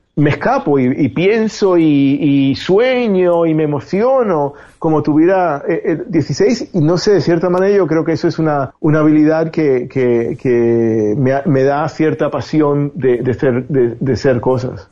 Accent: Spain; moved away as an adult; also born or lived in Cuba; now in Miami, United States; me, crié en España

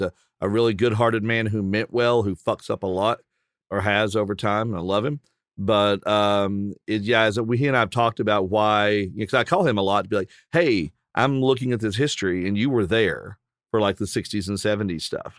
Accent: Appalachia, Virginia coal fields, United States; both being Appalachian from kind of the Virginia coal fields and that the heart of that part of uh, Appalachia

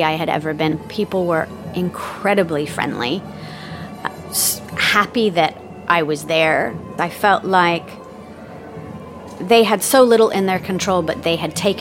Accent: United States; as a Westerner, as an American.

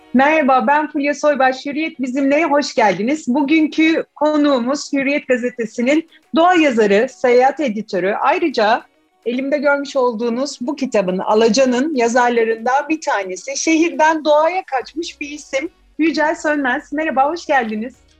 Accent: İzmir, Turkey; moved away as an adult; now in Istanbul, Turkey; İzmirli olduğum için İzmir'de doğup büyüdüm, okulumda orada okudum.

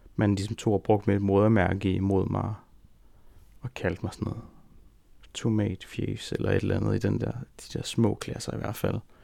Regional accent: Rudkøbing, Southern Denmark, Denmark; jeg voksede op i Rudkøbing på Langeland

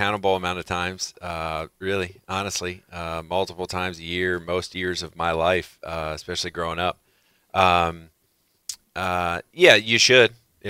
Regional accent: Ohio, United States; I was from Northeast Ohio, so Cincinnati really wasn't a part of it either.

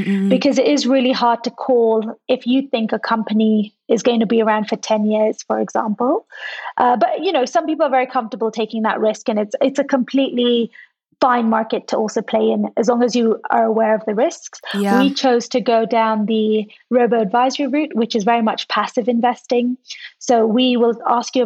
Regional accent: Kenya; moved away as an adult; also born or lived in London; I'm Kenyan born and raised, but I had the opportunity to study in London. And then I decided to work there

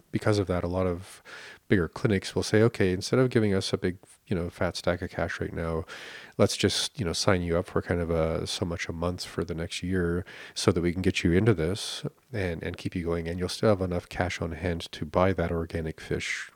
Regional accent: Canada

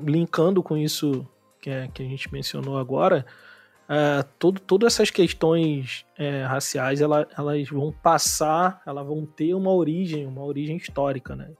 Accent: Nova Iguaçu, Rio de Janeiro, Brazil; moved away; eu sou de Nova Iguaçu, de Austin

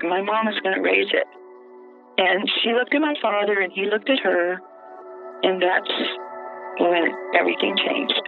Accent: Biloxi, Mississippi, United States; My hometown, I had never had a friend of any color except white. Biloxi, Mississippi in 1967 was a tourist

